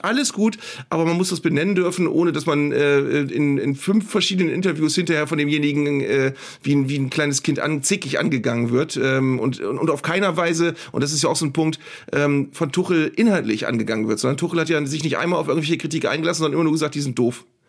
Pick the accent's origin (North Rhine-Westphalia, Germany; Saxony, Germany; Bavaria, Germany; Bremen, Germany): Bremen, Germany; als Bremer